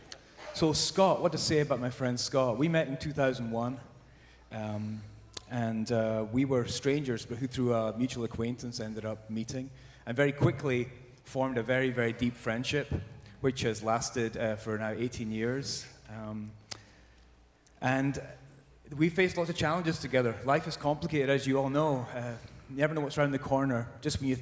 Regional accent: Scotland, United Kingdom; now in Southern California, United States; I'm from Scotland originally

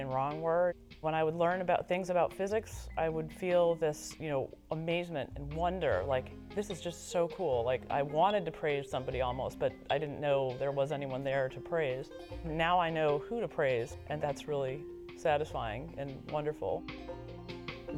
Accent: Washington, District of Columbia, United States; moved away as an adult; also born or lived in Massachusetts / Michigan; I was born and raised in Washington, D.C., in the shadow of the National Cathedral

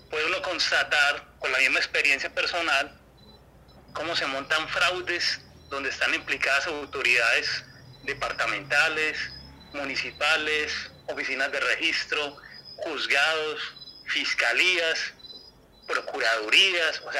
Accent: Girardota, Antioquia, Colombia; Yo soy de Girardot, Antioquia

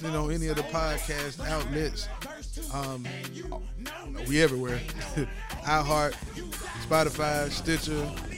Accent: Tennessee, United States; I ain't from Georgia, I'm from Tennessee.

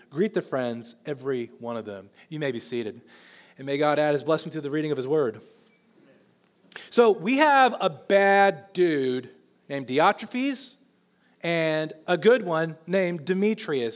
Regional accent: Olathe, Kansas, United States; I know Johnson County because I grew up in Olathe.

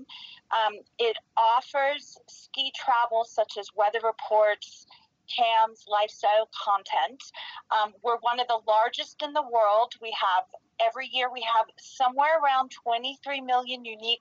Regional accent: New York, United States; also born or lived in Western Massachusetts; now in Park City, United States; I grew up in New York

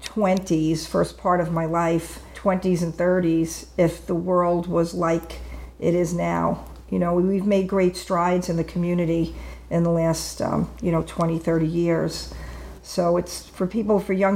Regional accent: Long Island, New York, United States; moved away; also born or lived in Florida; I grew up in New York on Long Island

